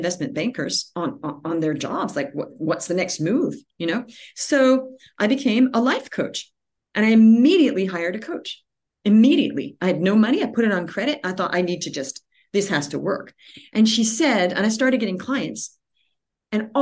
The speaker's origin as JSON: {"language": "English", "country": "Australia", "tie": "born or raised there", "also_born_or_lived": "California, United States", "moved": "yes", "said": "I was born in California, but we moved to Australia when I was a child, and we grew up there"}